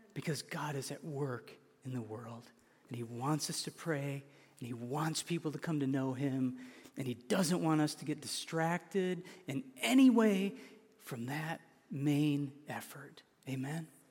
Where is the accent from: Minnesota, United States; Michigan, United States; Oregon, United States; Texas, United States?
Michigan, United States; an hour from Grand Rapids; I was born an hour from there.